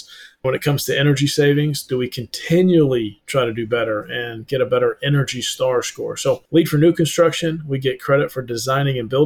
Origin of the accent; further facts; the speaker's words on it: North Georgia Mountains, United States; also born or lived in Atlanta, Georgia; I'm in Atlanta, Georgia right now. I grew up in the North Georgia Mountains.